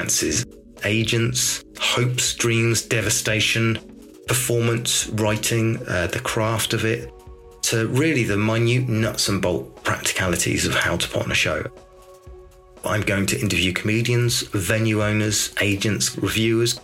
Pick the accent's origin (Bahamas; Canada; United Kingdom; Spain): United Kingdom; Dorset, South West England; I'm from Dorset, so genuinely never had pasta before